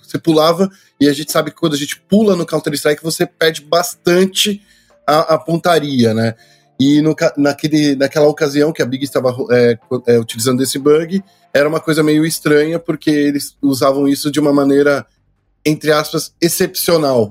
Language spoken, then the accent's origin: Portuguese; Brazil; A gente é brasileiro